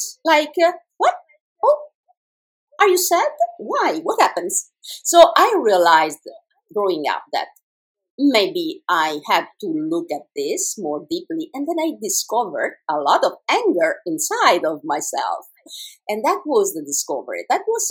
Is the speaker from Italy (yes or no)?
yes; Italy; English is a second language; I'm Italian